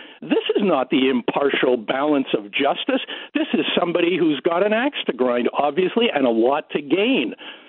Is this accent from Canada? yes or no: yes; Canada; also born or lived in Montreal; As a Canadian